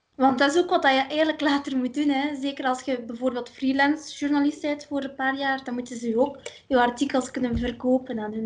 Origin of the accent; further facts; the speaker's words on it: Ursel, Flanders, Belgium; ik ben van Ursel, maar dat is nu gefusioneerd met Aalter.